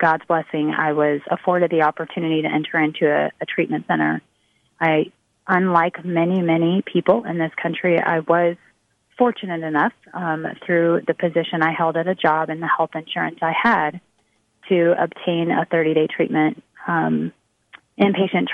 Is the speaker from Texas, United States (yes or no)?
yes; Texas, United States; here in my home state